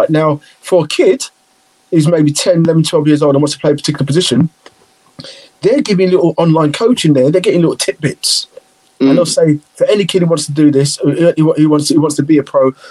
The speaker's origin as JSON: {"language": "English", "town": "Liverpool", "region": "North West England", "country": "United Kingdom", "accent": "Liverpool", "said": "I'm Liverpool, so you can hear my accent"}